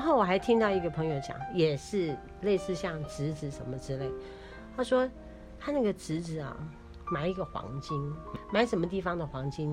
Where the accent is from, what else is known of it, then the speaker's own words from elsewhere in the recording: Taiwan; 我们台湾人